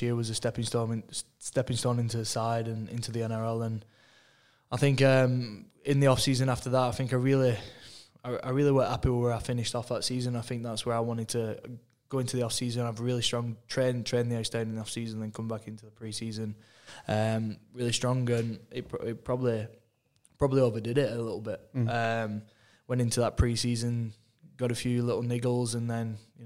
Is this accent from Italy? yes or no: no; England, United Kingdom; moved away; I'm an Englishman